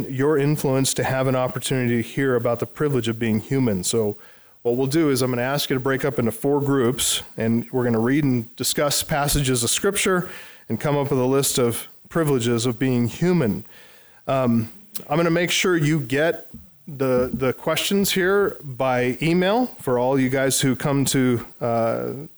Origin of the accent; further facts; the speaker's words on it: United States